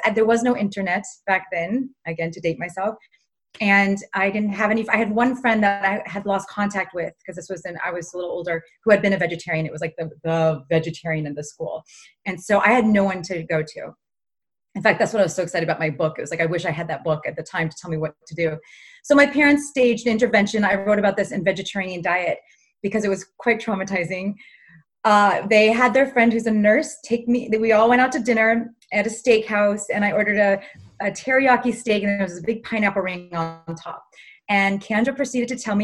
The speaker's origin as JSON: {"language": "English", "town": "Los Angeles", "region": "California", "country": "United States", "tie": "born or raised there", "said": "I grew up in Los Angeles, and like many Los Angelinos do, we are in the Hollywood world"}